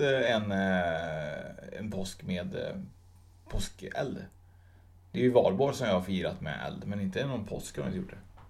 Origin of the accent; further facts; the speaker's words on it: Sweden; jag är egentligen född i Sverige med utländska föräldrar